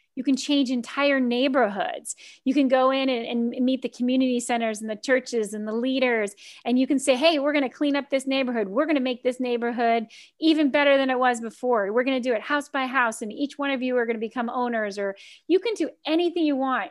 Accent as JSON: {"language": "English", "town": "Key West", "region": "Florida", "country": "United States", "tie": "born or raised there", "also_born_or_lived": "Washington, D.C.", "moved": "yes", "said": "I grew up in Key West where all the homes are built like ships."}